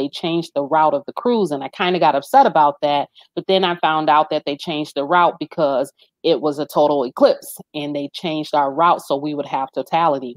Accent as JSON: {"language": "English", "country": "Jamaica", "said": "we are Jamaican"}